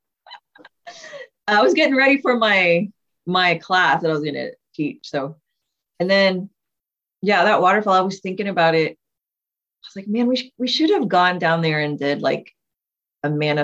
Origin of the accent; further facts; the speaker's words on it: Texas, United States; we're from Texas